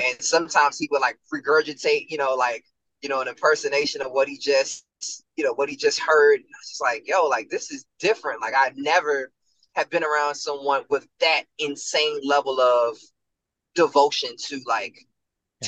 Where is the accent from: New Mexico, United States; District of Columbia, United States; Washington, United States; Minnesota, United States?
District of Columbia, United States; Washington; moved away; I was born in Greater Southeast Hospital